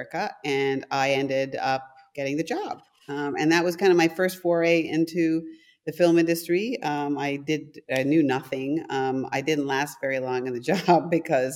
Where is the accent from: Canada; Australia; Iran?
Canada; first language German; English is a second language; also born or lived in London, Ontario / Calgary, Alberta; I'm from Canada.